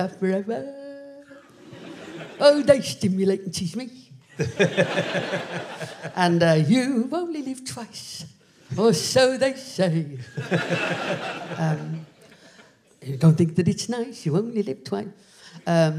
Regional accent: Liverpool, North West England, United Kingdom; I'm from originally from Liverpool

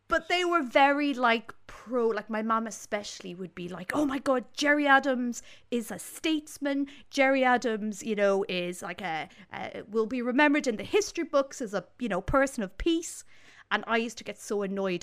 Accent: Ireland

